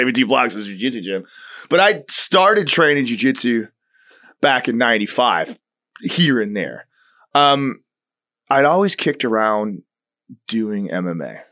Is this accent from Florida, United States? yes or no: yes; Tampa, Florida, United States; also born or lived in Long Island, New York / Turkey; I was going into kindergarten when we moved to Tampa